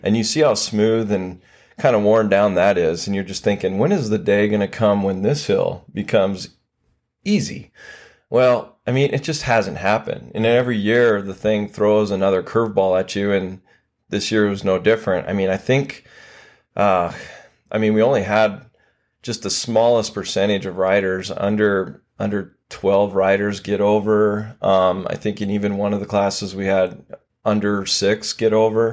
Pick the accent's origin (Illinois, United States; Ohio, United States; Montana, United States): Montana, United States; Billings; moved away as an adult; also born or lived in Dallas, Texas / Austin, Texas; born and raised in Billings, Montana